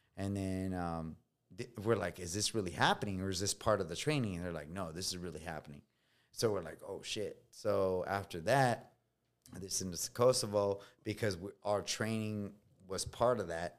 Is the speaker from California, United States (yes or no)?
yes; California, United States; first language Spanish; English is a second language; moved away as an adult; I'm coming from California